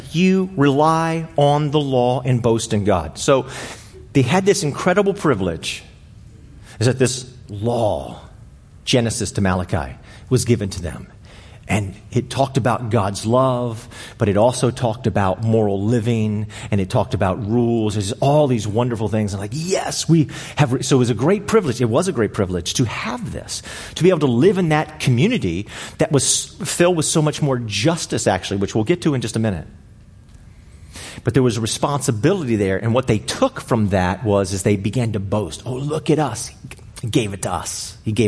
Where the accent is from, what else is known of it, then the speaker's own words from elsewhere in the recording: Arlington, United States; I grew up here in Arlington my entire life